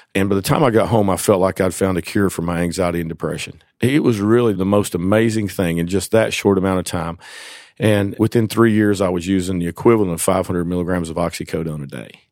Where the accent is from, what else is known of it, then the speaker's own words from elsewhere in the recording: Jonesborough, Tennessee, United States; I was born and raised in East Tennessee, a little town called Jonesboro